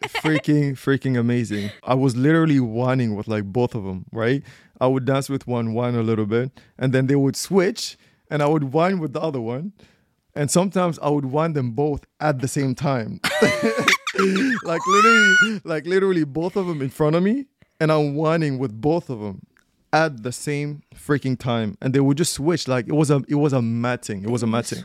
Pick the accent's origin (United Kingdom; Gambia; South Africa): Gambia; I'm from Gambia